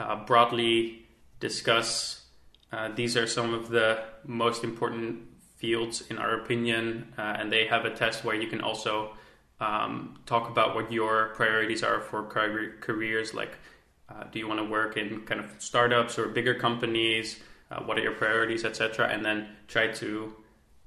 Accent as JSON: {"language": "English", "country": "Netherlands", "said": "I am from the Netherlands."}